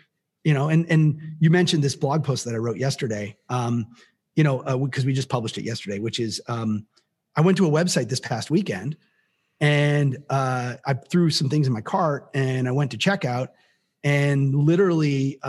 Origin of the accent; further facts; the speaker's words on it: Canada; I'm Canadian